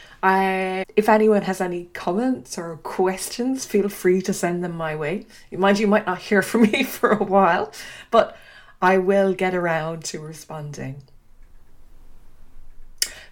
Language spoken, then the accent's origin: English; Dingle, Munster, Ireland; first language English; moved away as an adult; also born or lived in Australia / Uganda / Kenya / Switzerland; now in Oxford, United Kingdom; I grew up on the Dingle Peninsula in a small town tucked away at the edge of the Atlantic